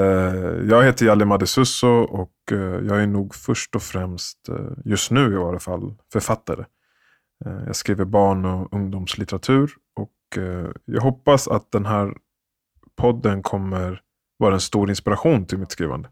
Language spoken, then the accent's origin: Swedish; Sweden; så föddes jag ju i Sverige